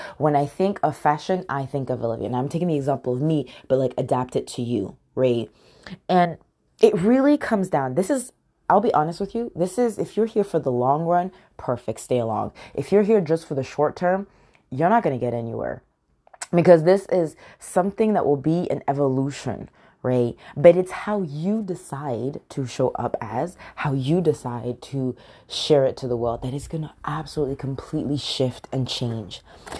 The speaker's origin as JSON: {"language": "English", "country": "United Kingdom", "accent": "American", "said": "I feel like a stranger in my own country. I'm British, yet I have a very heavy American accent. I get so many people that ask me, where are you from in the U.S.?"}